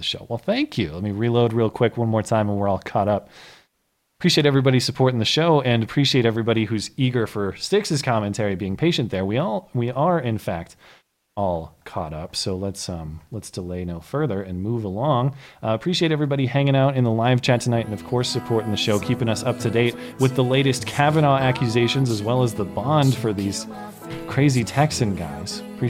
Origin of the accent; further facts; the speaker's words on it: Canada; I'm Canadian, and I would move down there just to vote for you.